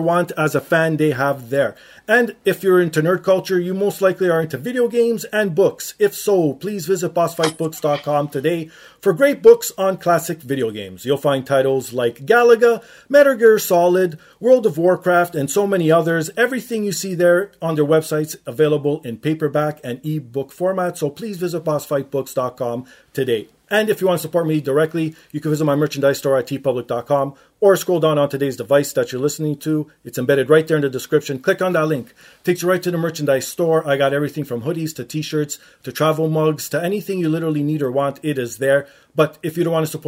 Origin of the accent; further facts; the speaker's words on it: Canada; us Canadians